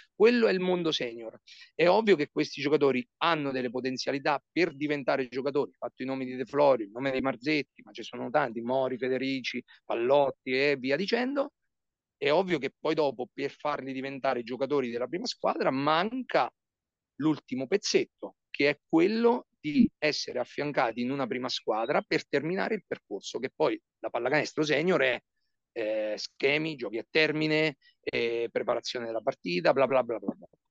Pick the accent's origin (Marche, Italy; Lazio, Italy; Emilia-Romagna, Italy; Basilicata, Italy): Marche, Italy; Porto San Giorgio; sono di Porto San Giorgio, ho giocato con la San Giorgese Basket, uh, io ho cominciato a giocare alla palestra Baldassari nel 1987